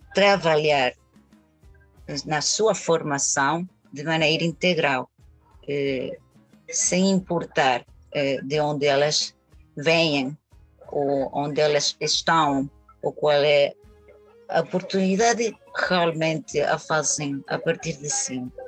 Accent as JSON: {"language": "Portuguese", "town": "Caracas", "region": "Capital District", "country": "Venezuela", "tie": "born or raised there", "first_language": "Spanish", "second_language": "Portuguese", "said": "nasci e cresci em Caracas. É, a família toda é de Caracas"}